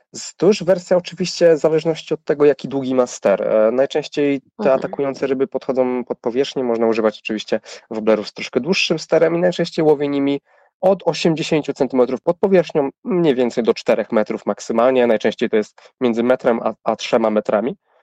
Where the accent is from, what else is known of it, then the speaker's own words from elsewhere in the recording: Człuchów, Pomeranian Voivodeship, Poland; A ja pochodzę z małej miejscowości, z północnej Polski, z Człuchowa